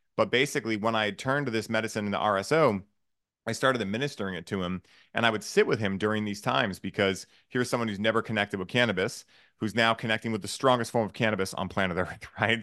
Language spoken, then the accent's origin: English; Boston, Massachusetts, United States; I grew up in Boston or south of Boston